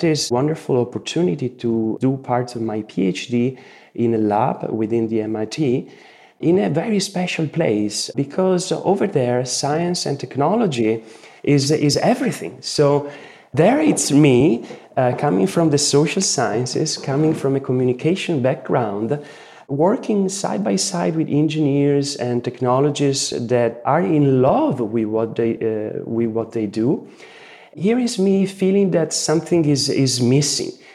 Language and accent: English; Italy; the Renaissance values I grew up with here in Italy